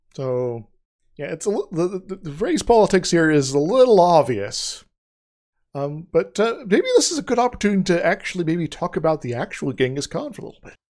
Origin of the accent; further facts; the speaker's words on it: United States; we, as the American public